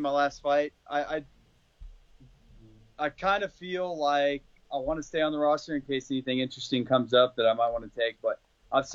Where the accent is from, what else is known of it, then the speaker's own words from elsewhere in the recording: Azle, Texas, United States; also born or lived in Florida; That's where I'm from Azle, just outside of Fort Worth